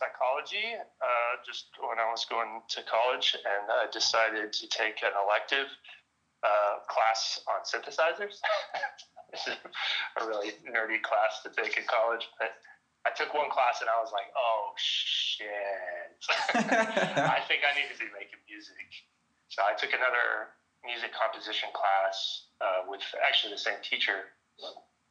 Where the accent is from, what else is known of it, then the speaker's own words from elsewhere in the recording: Dallas, Texas, United States; I'm from Dallas, Texas. Pretty much been here my whole life